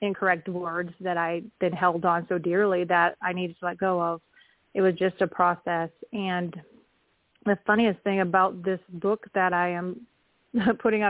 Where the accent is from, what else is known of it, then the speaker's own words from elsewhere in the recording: Wisconsin, United States; also born or lived in Oklahoma; now in Kansas, United States; I am calling in from Kansas, and I grew up in Wisconsin